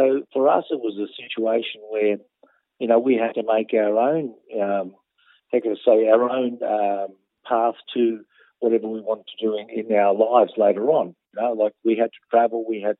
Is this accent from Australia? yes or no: yes; Melbourne, Victoria, Australia; I was born in Melbourne. I was around the Newport, Altona area